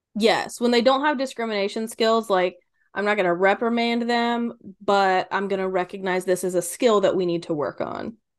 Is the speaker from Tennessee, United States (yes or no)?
no; Kentucky, United States; I'm from Kentucky